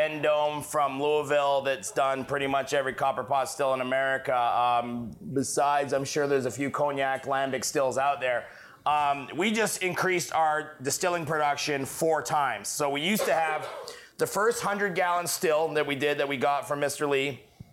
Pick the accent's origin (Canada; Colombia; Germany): Canada; moved away; also born or lived in Texas; I'm French Canadian